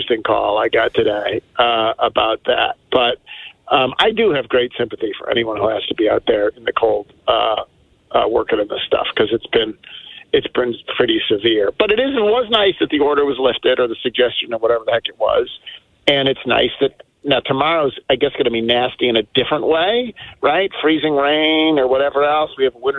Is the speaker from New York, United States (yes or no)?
yes; Buffalo, New York, United States; now in Memphis, United States; growing up in Buffalo